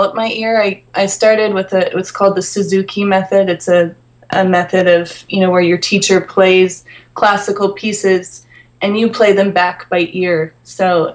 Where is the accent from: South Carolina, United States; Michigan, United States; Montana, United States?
Montana, United States; Polson; now in Los Angeles, United States; So I grew up in a very small town in Montana. The name of the town is Polson, Montana.